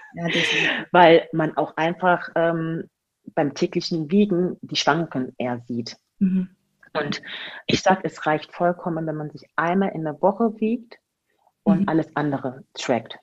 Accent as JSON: {"language": "German", "town": "Magdeburg", "region": "Saxony-Anhalt", "country": "Germany", "tie": "born or raised there", "also_born_or_lived": "Spain / Hamburg / Augsburg", "moved": "yes", "said": "Geboren wurde ich in Magdeburg und ähm, bin dann irgendwann weggezogen von Magdeburg"}